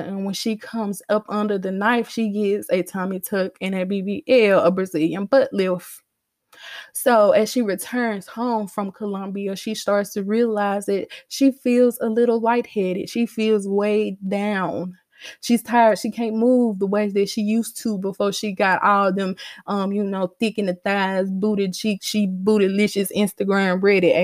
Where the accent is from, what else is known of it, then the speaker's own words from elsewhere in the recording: Starkville, Mississippi, United States; I grew up in Starkville